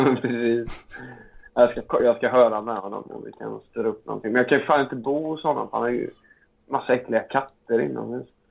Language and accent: Swedish; Alingsås, Västra Götaland, Sweden; Alingsås där jag är ifrån